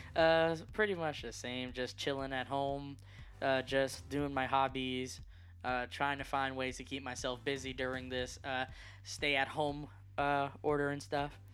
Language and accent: English; Puerto Rico; now in Florence County, United States; I was born and raised in a small but great island, uh, Puerto Rico